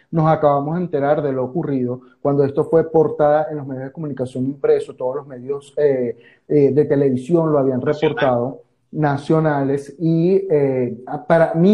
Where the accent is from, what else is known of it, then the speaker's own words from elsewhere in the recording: Venezuela; now in Argentina; Para eso estamos como hermanos venezolanos que nos ayudamos unos con otros y somos de, son de quien siempre esperamos.